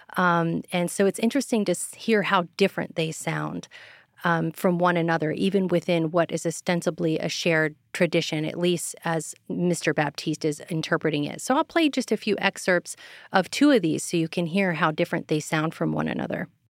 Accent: Texas, United States; now in Virginia, United States; I'm from Texas

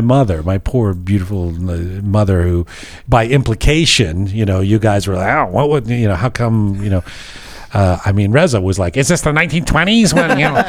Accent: London, United Kingdom; moved away; going back to London, my hometown

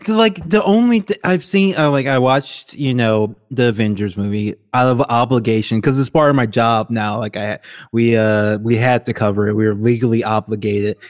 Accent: Baton Rouge, Louisiana, United States; moved away; Howard Stern was never on the radio where I lived, like, ever. He never got syndicated in, uh, Baton Rouge, Louisiana

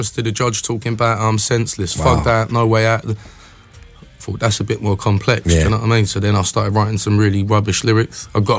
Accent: Dagenham, London, United Kingdom; where I was from Dagenham.

